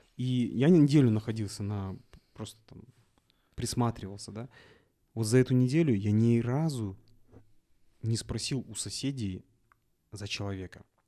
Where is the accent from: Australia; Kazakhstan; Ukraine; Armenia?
Kazakhstan; Я говорю, из Казахстана